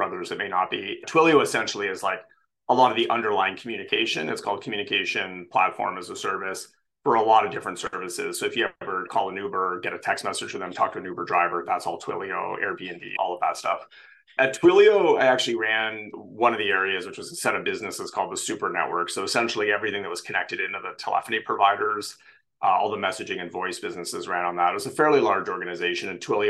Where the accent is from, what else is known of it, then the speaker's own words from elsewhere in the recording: Canada; now in San Francisco, United States; So I am Canadian. I grew up all over Canada, born far out east